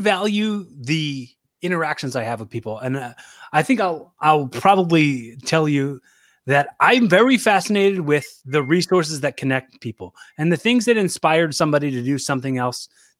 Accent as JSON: {"language": "English", "town": "Philadelphia", "region": "Pennsylvania", "country": "United States", "said": "From Philly."}